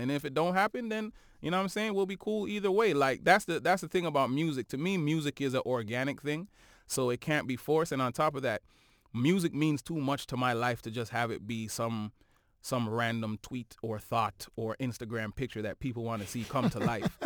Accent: Toronto, Ontario, Canada; we are from Toronto

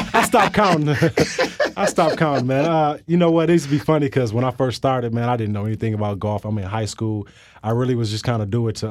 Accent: Flint, Michigan, United States; growing up in Michigan, growing up in Flint

